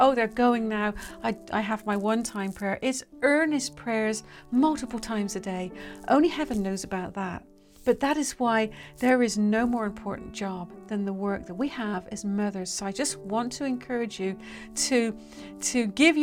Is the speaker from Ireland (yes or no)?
no; United Kingdom; I'm British